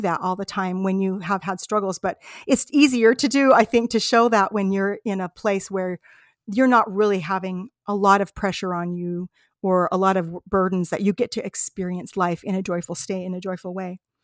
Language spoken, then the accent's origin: English; United States; we're from America, you know, I'm, I'm from this part of America